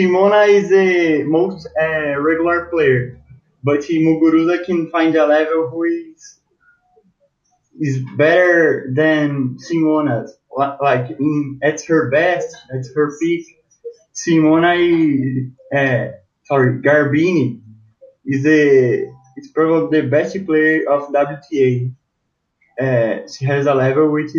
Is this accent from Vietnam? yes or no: no; Brazil; I'm from Brazil